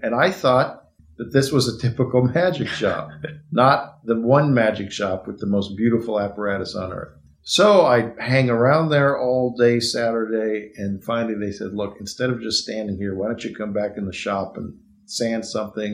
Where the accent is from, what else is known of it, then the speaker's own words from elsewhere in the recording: Arcadia, California, United States; I grew up in Arcadia, which is near where we're sitting right now in Pasadena.